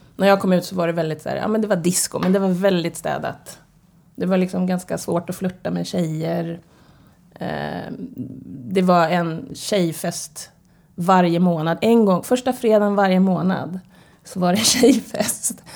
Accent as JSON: {"language": "Swedish", "town": "Stockholm", "region": "Stockholm County", "country": "Sweden", "tie": "born or raised there", "said": "Född och uppvuxen på Södermalm. På Hornsgatan brukar jag säga. I Stockholm"}